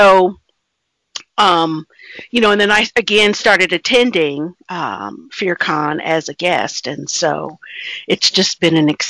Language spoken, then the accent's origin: English; East Coast, United States; born there; Uh, well, I was born on the East Coast, and um, I have traveled extensively.